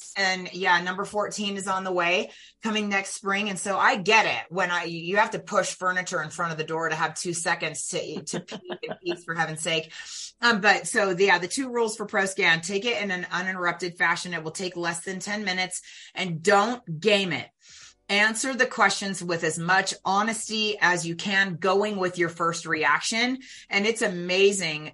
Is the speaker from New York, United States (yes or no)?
no; California Bay Area, United States; I was born in the California Bay Area in the late 1960s